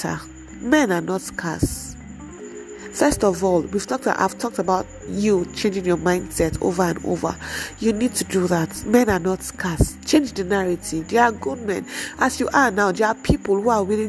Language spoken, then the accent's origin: English; Nigeria; we are in a Nigerian home